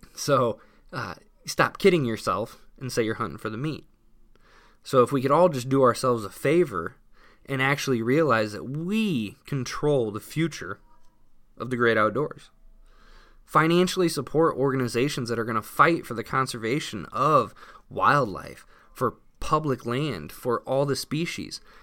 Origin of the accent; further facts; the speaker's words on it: Indiana, United States; I'm from Indiana